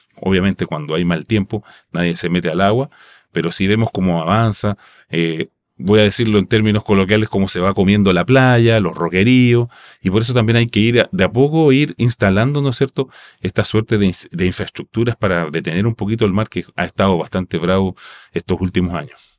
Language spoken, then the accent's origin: Spanish; Rapa Nui, Valparaíso, Chile; first language Rapa Nui; Spanish is a second language; moved away; mis vacaciones son en mi, en mi tierra natal